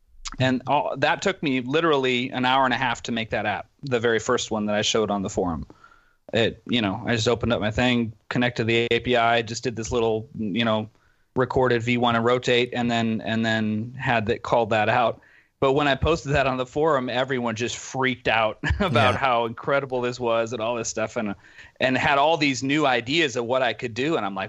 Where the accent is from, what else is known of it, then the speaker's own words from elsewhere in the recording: Dortmund, North Rhine-Westphalia, Germany; English is a second language; now in Berlin, Germany; And then we grew up in Dortmund, Germany, which is kind of west, central west Germany. And then when I graduated from high school, I moved to Berlin and studied computer science there.